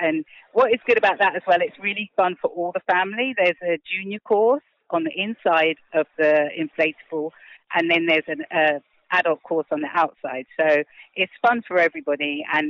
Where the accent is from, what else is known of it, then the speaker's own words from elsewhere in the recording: London, United Kingdom; accent: British; moved away as an adult; now in Barbados; So I was actually born in England, in London, but I've lived here now for a total of 10 years.